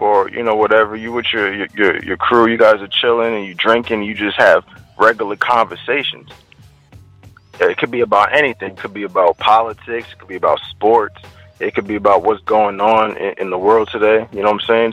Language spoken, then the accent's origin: English; Trinidad & Tobago; moved away; also born or lived in DMV (Washington metropolitan area); I'm from the Caribbean, Trinidad